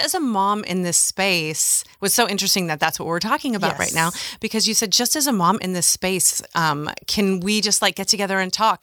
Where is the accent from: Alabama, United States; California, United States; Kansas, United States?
California, United States; Orange County; also born or lived in Los Angeles; I was born in Los Angeles and then primarily raised in Orange County.